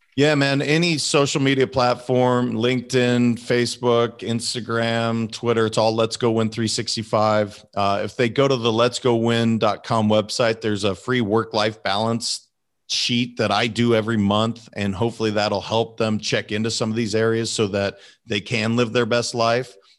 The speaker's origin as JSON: {"language": "English", "region": "Montana", "country": "United States", "tie": "born or raised there", "said": "I'm a kid from Montana. that's not necessarily something that we grew up talking about."}